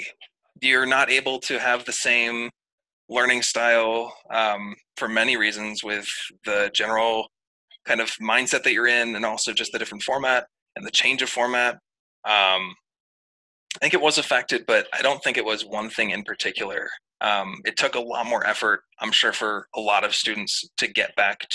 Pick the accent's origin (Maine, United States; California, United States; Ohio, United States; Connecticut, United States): Maine, United States; I'm from Maine